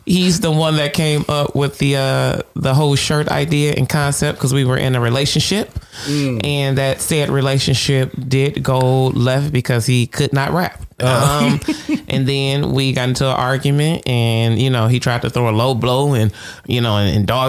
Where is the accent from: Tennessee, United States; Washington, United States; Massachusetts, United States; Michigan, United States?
Michigan, United States; Detroit; I am from Detroit, born and raised